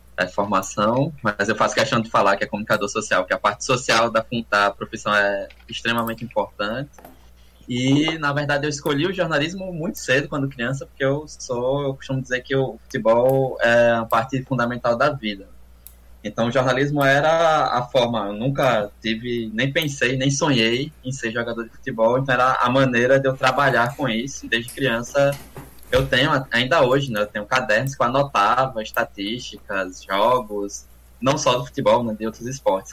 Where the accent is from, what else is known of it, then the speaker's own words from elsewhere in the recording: Alagoas, Brazil; eu passei no concurso para ser professor aqui da Universidade Federal de Alagoas, eu sou daqui de, de Marcel mesmo